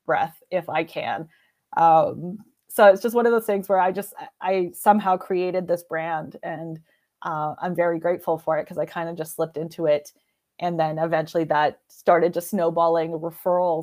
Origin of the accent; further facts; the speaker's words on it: British Columbia, Canada; moved away as an adult; also born or lived in Alberta; I decided that I didn't wanna be in British Columbia anymore, so I'm Canadian.